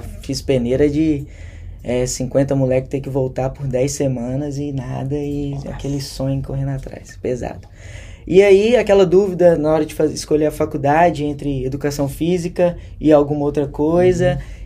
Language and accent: Portuguese; Contagem, Minas Gerais, Brazil; moved away as an adult; now in Australia; nasci e cresci em Contagem, Minas Gerais